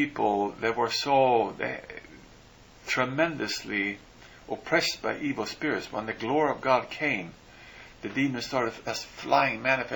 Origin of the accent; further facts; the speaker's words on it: Sweden; moved away; I come from Sweden